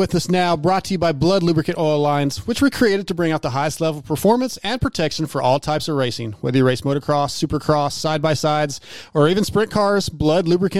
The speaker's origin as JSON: {"language": "English", "region": "Texas", "country": "United States", "said": "six of the races were in my home state"}